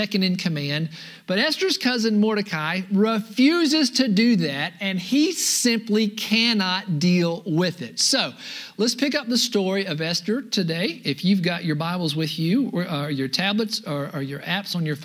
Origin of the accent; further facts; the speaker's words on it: United States; being an American